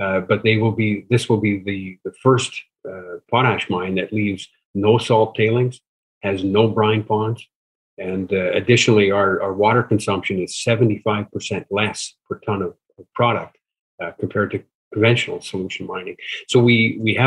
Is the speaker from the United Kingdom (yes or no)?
no; Saskatchewan, Canada; I'm an engineer, born and raised in Saskatchewan. Lived my life there